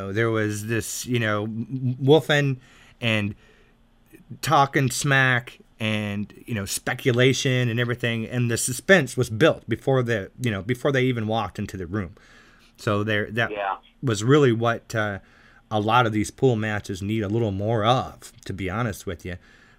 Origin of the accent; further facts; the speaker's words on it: South Texas, United States; now in Chicago, United States; I was raised in South Texas. I also have some friends and family in Southern Mississippi. And of course, now I'm up here in the Chicago area